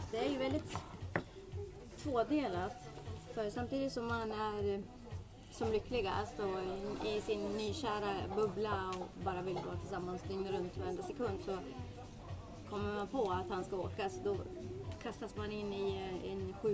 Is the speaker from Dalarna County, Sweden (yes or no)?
yes; Dalarna County, Sweden; now in Gävle, Sweden; Jag är från Dalarna från eh, början men jag har bott i Gävle i många, månader.